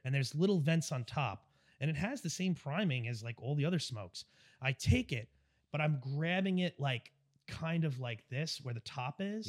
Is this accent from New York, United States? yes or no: yes; Long Island, New York, United States; I'm from New York, from Long Island